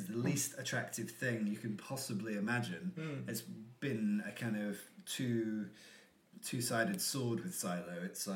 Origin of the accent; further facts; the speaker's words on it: United Kingdom; also born or lived in Australia / Brighton / East London; now in London, United Kingdom; I'm from like South Yorkshire and North Nottinghamshire, but that never felt like home.